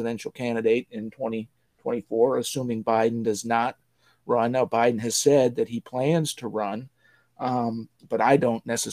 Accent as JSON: {"language": "English", "region": "Illinois", "country": "United States", "said": "my home state's governor, billionaire J.B. Pritzker"}